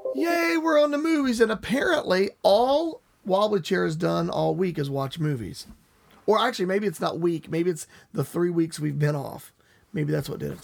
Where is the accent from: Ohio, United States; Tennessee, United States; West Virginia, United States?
West Virginia, United States; I grew up in West Virginia.